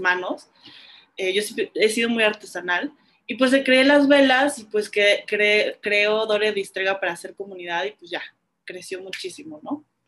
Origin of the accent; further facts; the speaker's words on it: Cuernavaca, Morelos, Mexico; yo crecí en Cuernavaca